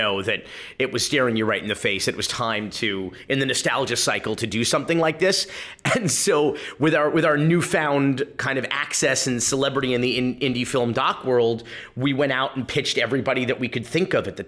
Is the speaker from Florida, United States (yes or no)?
yes; Miami, Florida, United States; I'm a Florida native and a Miami, a lifelong Miami